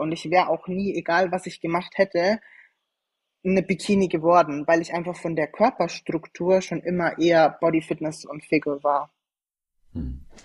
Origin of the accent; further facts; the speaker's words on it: Schweinfurt, Bavaria, Germany; ich komme ursprünglich aus Franken, aus Schweinfurt